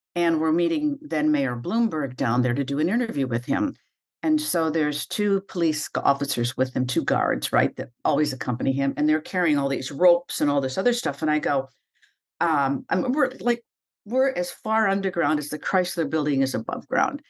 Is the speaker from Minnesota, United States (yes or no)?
yes; Minnesota, United States; moved away as an adult; now in New York, United States; when you come from a little tiny town um, on the prairies of Minnesota. Mm-hmm. My hometown is very close to the setting for Little House on the Prairie